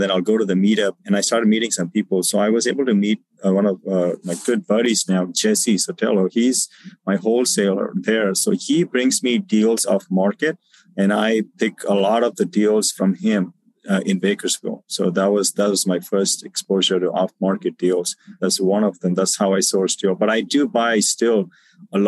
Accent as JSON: {"language": "English", "region": "South India", "country": "India", "also_born_or_lived": "Southern California", "moved": "as an adult", "lives_now": "United States", "said": "I'm actually from South India as well."}